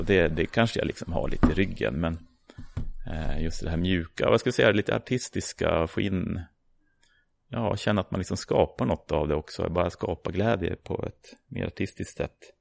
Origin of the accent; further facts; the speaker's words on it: Uppsala, Uppsala County, Sweden; jag är ju uppvuxen här i Uppsala, eller utanför